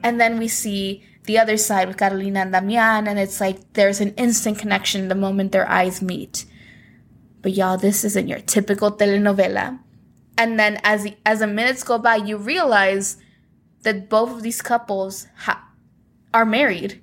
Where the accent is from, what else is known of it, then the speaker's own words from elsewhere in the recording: Guerrero, Mexico; my home state of Guerrero